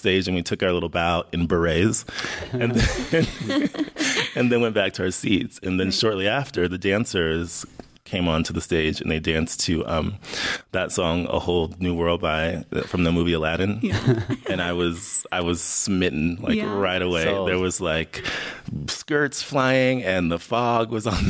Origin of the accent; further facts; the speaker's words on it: Miami, Florida, United States; also born or lived in Jacksonville, Florida; I'm originally from Miami, Florida